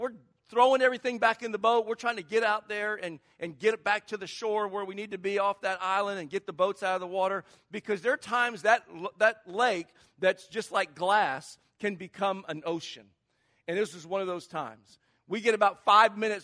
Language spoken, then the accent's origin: English; Charleston, South Carolina, United States; moved away as an adult; now in California, United States; I grew up in Charleston, South Carolina. Maybe you can tell with the little accent that I'm not from California.